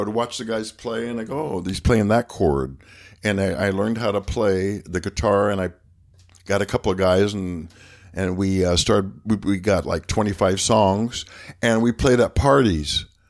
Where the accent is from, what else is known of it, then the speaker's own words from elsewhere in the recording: Phoenix, Arizona, United States; I grew up in Phoenix